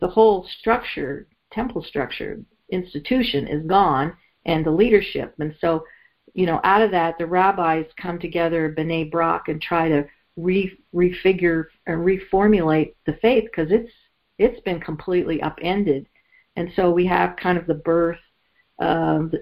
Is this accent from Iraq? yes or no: no; Canada; I grew up in Canada